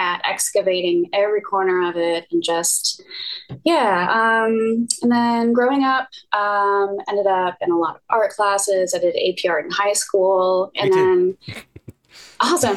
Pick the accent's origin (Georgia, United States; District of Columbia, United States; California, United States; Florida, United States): Georgia, United States; Atlanta; also born or lived in San Diego; I grew up in Atlanta actually